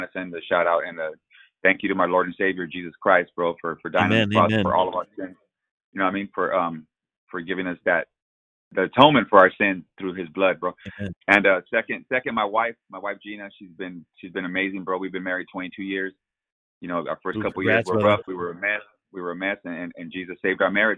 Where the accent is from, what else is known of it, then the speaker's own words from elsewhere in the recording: La Puente, California, United States; also born or lived in Fontana, California; now in Rialto, United States; I did grow up in LA County. I grew up in La Puente. I was there for 30 years, and then we moved out here to the Inland Empire.